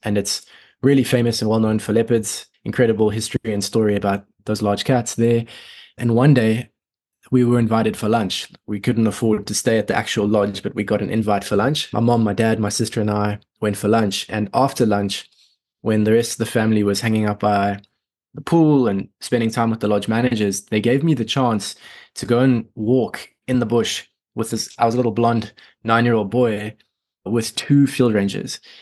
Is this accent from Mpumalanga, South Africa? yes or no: yes; Sabie, Mpumalanga, South Africa; also born or lived in Johannesburg, South Africa; So I was born and raised there until I was seven. And then my parents decided to get out of the rat race, out of the city. And we moved to a very small forestry town called Sabi